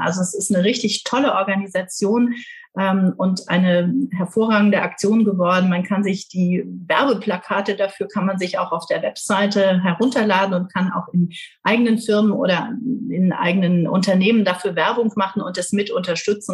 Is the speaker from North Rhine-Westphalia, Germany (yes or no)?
no; Trier, Rhineland-Palatinate, Germany; now in South Westphalia, Germany; Ich bin gebürtig in Trier, also in der ältesten Stadt Deutschlands